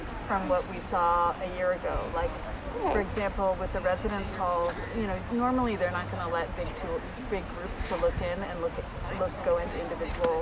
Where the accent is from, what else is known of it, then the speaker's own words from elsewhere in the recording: Boulder, Colorado, United States; we're from Boulder, Colorado